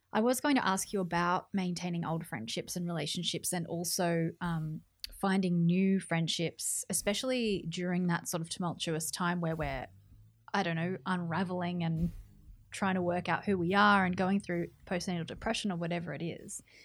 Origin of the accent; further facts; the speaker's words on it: New South Wales, Australia; moved away as an adult; now in Melbourne, Australia; I'm from New South Wales, and so my whole family's in New South Wales